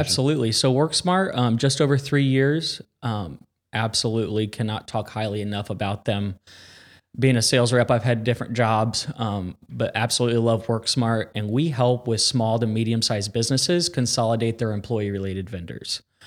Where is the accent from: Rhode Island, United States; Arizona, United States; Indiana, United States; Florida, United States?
Indiana, United States; Carmel; born and raised in Carmel, Indiana